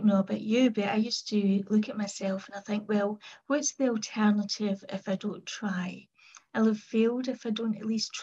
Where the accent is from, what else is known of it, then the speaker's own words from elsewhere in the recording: Kilmarnock, Scotland, United Kingdom; I was brought up in Kilmarnock in the southwest of Scotland.